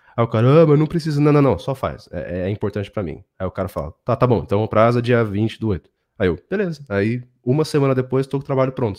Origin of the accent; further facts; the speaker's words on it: São Paulo, Brazil; São Paulo, onde eu nasci, cresci e tudo mais